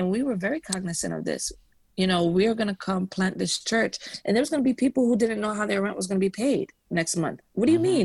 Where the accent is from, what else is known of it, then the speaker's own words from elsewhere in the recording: New York City, New York, United States; I'm from Brooklyn